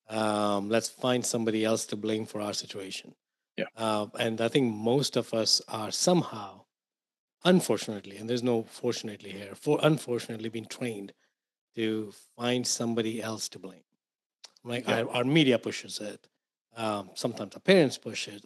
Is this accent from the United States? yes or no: no; India; moved away as an adult; I grew up in India. Um, so I came here into this to this country about 22 years ago.